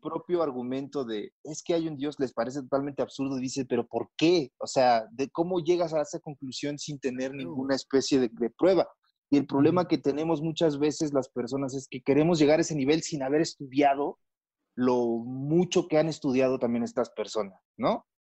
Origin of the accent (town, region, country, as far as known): Mexico